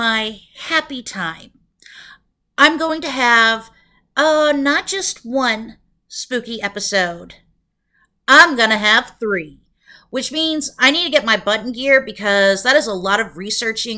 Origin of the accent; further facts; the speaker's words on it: Broken Arrow, Oklahoma, United States; now in Tacoma, United States; I grew up in a town in Oklahoma called Broken Arrow. While Tacoma is my home now, Broken Arrow will always be my hometown